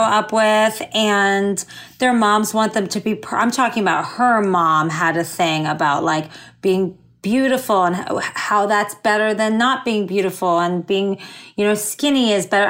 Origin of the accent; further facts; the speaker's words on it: suburb of Fort Lauderdale, South Florida, United States; moved away as an adult; also born or lived in Miami / New York; now in Los Angeles, United States; I grew up in South Florida, like a suburb of Fort Lauderdale.